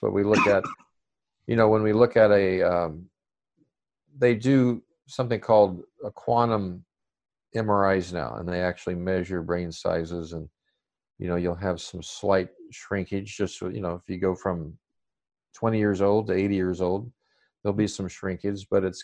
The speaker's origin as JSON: {"language": "English", "region": "Arkansas", "country": "United States", "tie": "born or raised there", "said": "I still speak pretty slow, but I blame that because I grew up in Arkansas"}